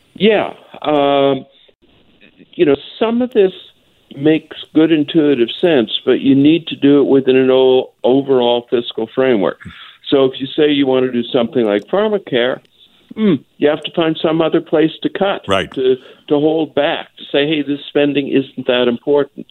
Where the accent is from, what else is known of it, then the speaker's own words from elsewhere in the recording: Atlantic Canada, Canada; I'm from Atlantic Canada